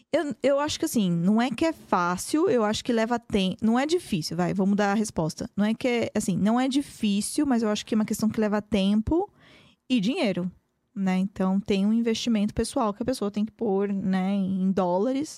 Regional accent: Brazil; moved away as an adult; now in United States; também sou brasileira

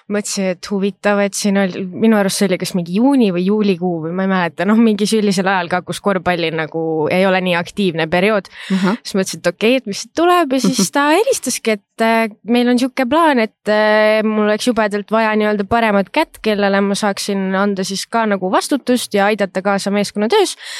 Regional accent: Rapla, Rapla County, Estonia; also born or lived in Pärnu / Tallinn; põline räplakas, et olen eluaeg siin elanud

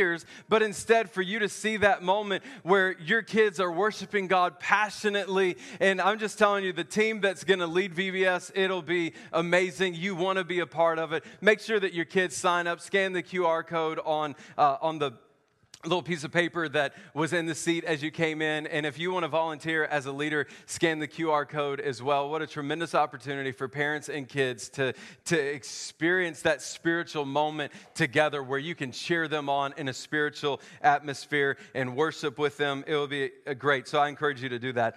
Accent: the South, United States; I grew up in the South

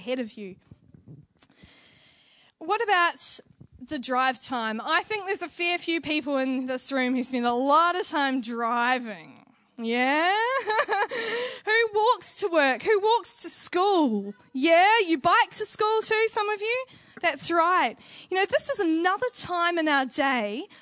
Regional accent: New Zealand; Being a Kiwi

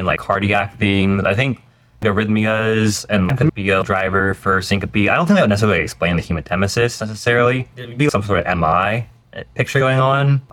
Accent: southeastern Ohio, United States; moved away as an adult; now in Chicago, United States; originally from southeastern Ohio

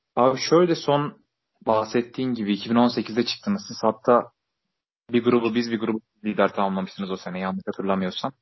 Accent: Hatay, Turkey; Hataylıyım ben

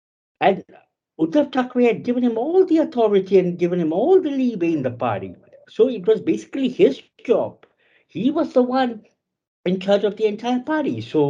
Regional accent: Mumbai, Maharashtra, India; I was born and brought up in Mumbai, and all my life I had stayed in Mumbai

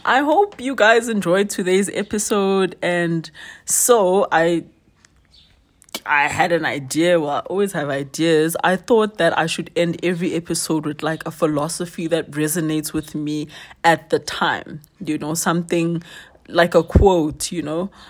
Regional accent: Soweto, Gauteng, South Africa; originally I'm from Soweto, but currently wandering around

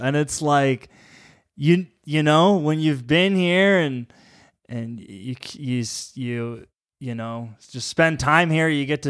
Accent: Collingwood, Ontario, Canada; Being from Ontario, growing up in Collingwood and skiing at Blue Mountain, and skiing was always like my biggest passion, and yeah, there was always this dream to move out west after high school.

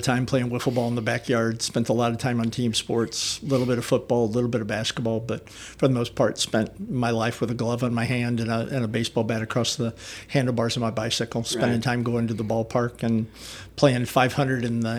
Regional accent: St. Charles, Missouri, United States; Old St. Charles, in Old St. Charles City.

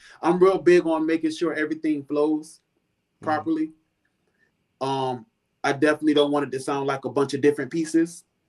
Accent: Florida, United States; now in Houston, United States; See, I came from Florida, so I already thought that I was versatile.

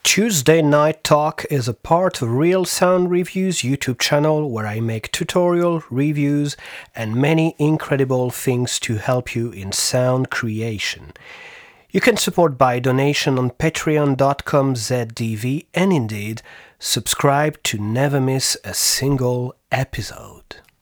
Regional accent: France; accent: French; English is a second language; my French accent did not disappear completely

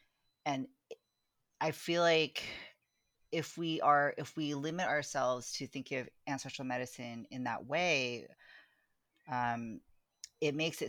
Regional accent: California, United States; now in Baltimore, United States; I'm as much a Californian as I am, you know, someone whose ancestors are from the Philippines. And right now I live in Baltimore

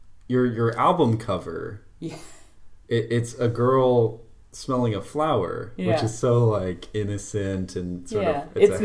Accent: Colorado, United States; I was born in Colorado and I was a little baby walking through the snow

